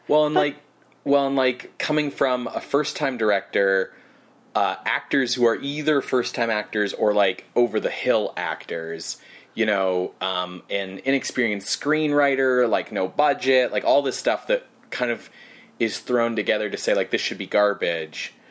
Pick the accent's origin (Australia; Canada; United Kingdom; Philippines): Canada; because I'm Canadian